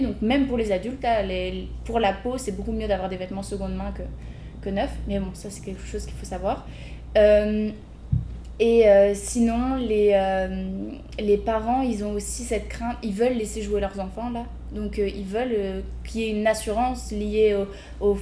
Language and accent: French; Lille, Hauts-de-France, France; moved away as an adult; now in Montreal, Canada; je suis française à la base de Lille